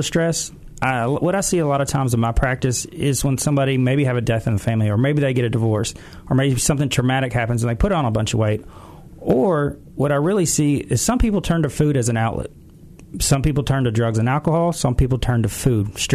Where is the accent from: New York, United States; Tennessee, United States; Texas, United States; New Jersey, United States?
Tennessee, United States; Collierville; also born or lived in Memphis, Tennessee / Starkville, Mississippi / Atlanta, Georgia; I was born and raised in Memphis, St. Francis Hospital right here. Went to Collierville Elementary School, Collierville Middle School, graduated from Collierville High School